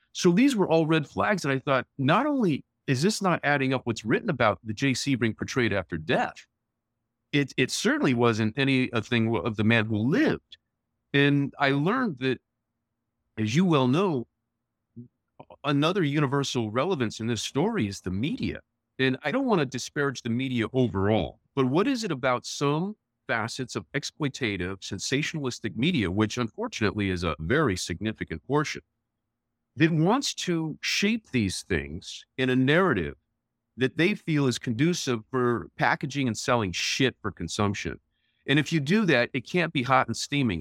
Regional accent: Las Vegas, Nevada, United States; also born or lived in New York; I was born in Las Vegas, and my parents moved there in sixty-five from Detroit

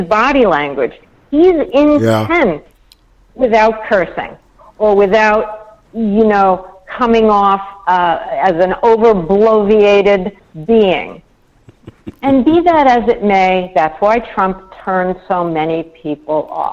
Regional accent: New York, United States; I was brought up in New York.

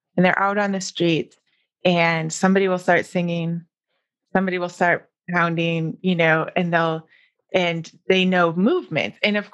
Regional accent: Wisconsin, United States; You know, growing up in Wisconsin, I mean, my dance was formal dance.

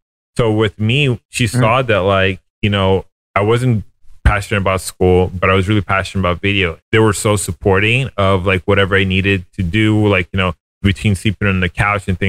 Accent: Florida, United States; moved away as an adult; also born or lived in New York City; I was 30 years old, moving back to my hometown.

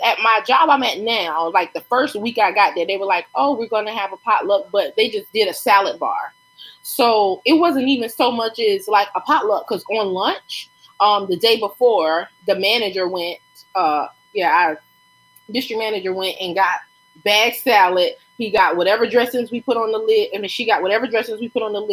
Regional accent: Lake City, United States; when I lived in Lake City growing up in Wren Village

